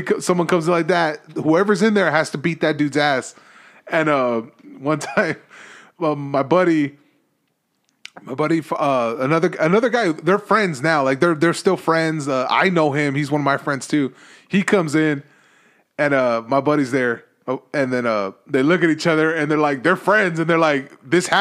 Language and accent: English; Los Angeles, California, United States; moved away; I'm from East